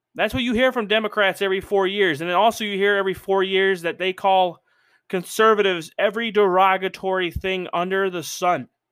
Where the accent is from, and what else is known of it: United States